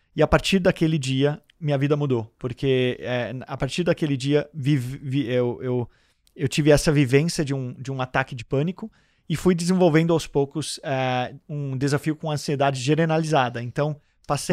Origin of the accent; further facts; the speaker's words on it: Denmark; moved away as an adult; now in Santos, Brazil; eu nasci em Santos e fui morar na Dinamarca com 4 anos, e estou de volta no Brasil há 12 anos é, que eu estou aqui e moro em Santos.